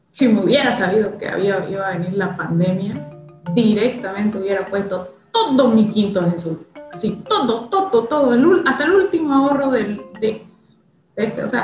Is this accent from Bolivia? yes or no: yes; Bolivia